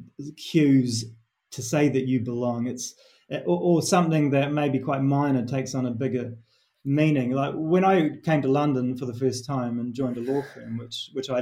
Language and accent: English; New Zealand; accent: Kiwi; moved away as an adult; my Kiwi accent